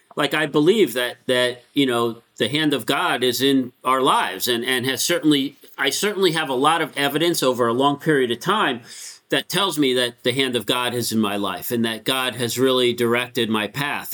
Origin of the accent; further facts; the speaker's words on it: Connecticut, United States; also born or lived in Bronx, New York; we moved to Connecticut when I was like nine